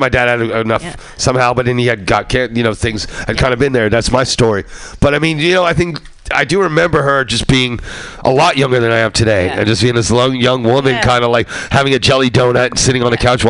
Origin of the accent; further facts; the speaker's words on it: East Coast, United States; I grew up on East Coast where this guy had this guitar player who was trying to teach me bass.